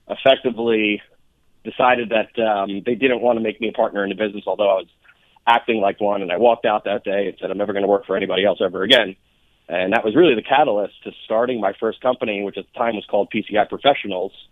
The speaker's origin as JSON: {"language": "English", "region": "New York", "country": "United States", "said": "I am from New York originally."}